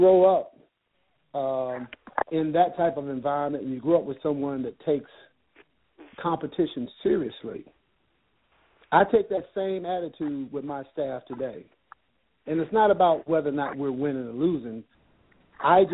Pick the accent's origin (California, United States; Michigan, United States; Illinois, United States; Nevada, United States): Illinois, United States; Chicago; growing up in Chicago